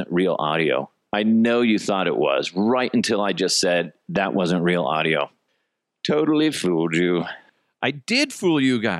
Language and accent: English; Brighton, Colorado, United States; also born or lived in Broomfield; I'm born and raised in Brighton and Broomfield. My bo- my folks both moved to Denver in their 70s and did well for themselves.